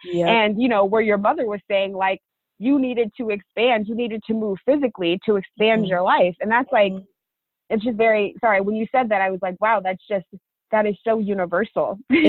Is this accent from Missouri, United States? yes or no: no; Denver, Colorado, United States; also born or lived in Chicago / Oakland; now in New York, United States; I grew up and was born and raised in Denver, Colorado